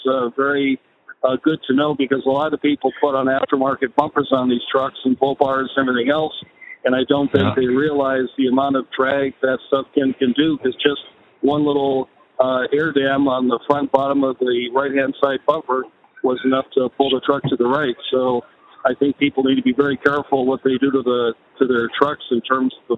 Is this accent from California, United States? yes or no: yes; Los Angeles, California, United States; I'm actually from Los Angeles